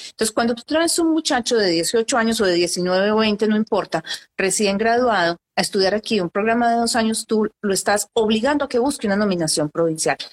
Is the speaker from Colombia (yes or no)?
yes; Colombia; now in Canada; en Colombia, que es de donde soy yo.